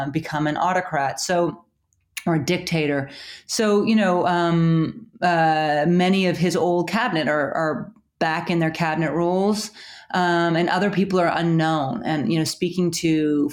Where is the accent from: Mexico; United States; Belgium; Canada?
Canada; I'm Canadian. I work for the Times, but I'm Canadian.